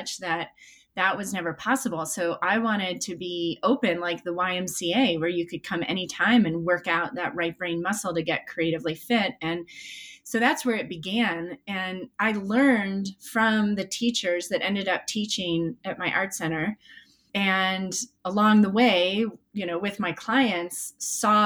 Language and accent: English; Chicago, Illinois, United States; moved away; I grew up in Chicago